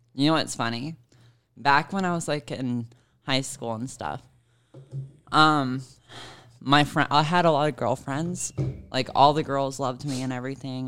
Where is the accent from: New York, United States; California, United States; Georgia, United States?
Georgia, United States; Savannah; moved away; my hometown is Savannah, Georgia